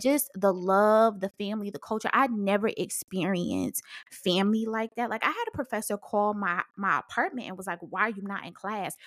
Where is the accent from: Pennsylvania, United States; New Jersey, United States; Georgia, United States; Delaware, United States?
New Jersey, United States; Paterson; I'm from Patterson, so we in the hood.